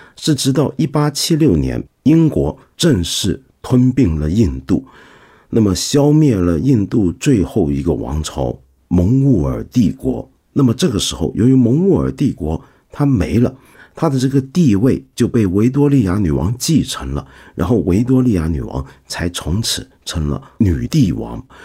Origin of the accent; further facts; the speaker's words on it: China; 我们中国人